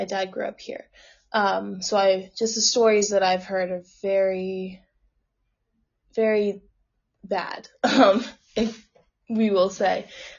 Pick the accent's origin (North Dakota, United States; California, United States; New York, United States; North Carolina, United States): New York, United States; also born or lived in Texas; I'm from New York. So I'm like, okay, I'm not in New York anymore.